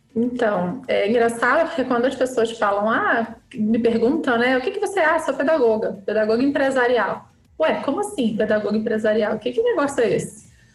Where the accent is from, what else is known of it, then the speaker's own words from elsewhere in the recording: Petrópolis, Rio de Janeiro, Brazil; Nasci, cresci e vivo em Petrópolis